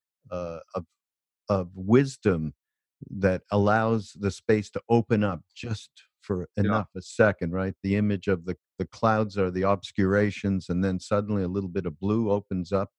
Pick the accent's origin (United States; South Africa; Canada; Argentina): Canada; I'm from Canada. We don't say turd